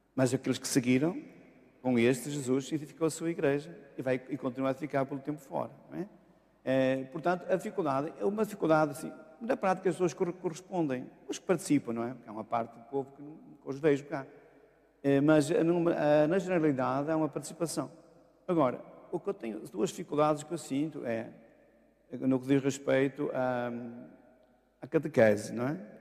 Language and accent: Portuguese; Bagunte, Norte, Portugal; moved away as an adult; also born or lived in Amorim / Braga / Viana do Castelo / Lisbon; fui à minha terra natal, a Bagunte, e porque meus pais já tinham retornado para, para lá